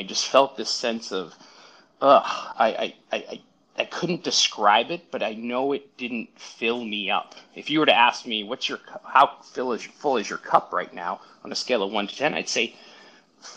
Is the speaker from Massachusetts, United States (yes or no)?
yes; Brockton, Massachusetts, United States; now in Los Angeles, United States; I grew up in a town south of Boston called Brockton.